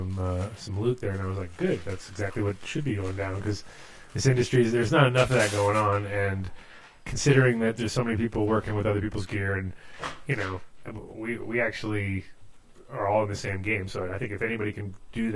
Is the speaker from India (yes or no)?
no; New England, United States; also born or lived in South County, Rhode Island; I grew up in New England a little bit too